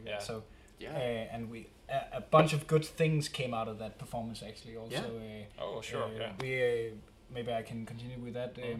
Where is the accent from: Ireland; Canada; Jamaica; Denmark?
Denmark; first language Danish; English is a second language; we're from Denmark